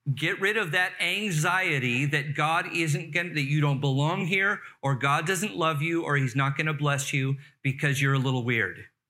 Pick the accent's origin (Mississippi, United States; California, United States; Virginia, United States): California, United States; Carson; I grew up in the Los Angeles area, Torrance, Carson area